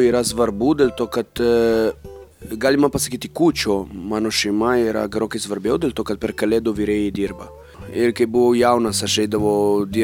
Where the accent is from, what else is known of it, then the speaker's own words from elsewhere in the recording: Italy; Lithuanian is a second language; moved away as an adult; now in Lithuania; e, turiu tris vaikų ir esu iš Italijos gyvenu Lietuvoje